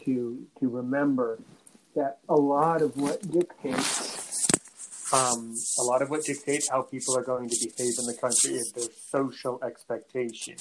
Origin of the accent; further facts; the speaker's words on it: United States; I'm American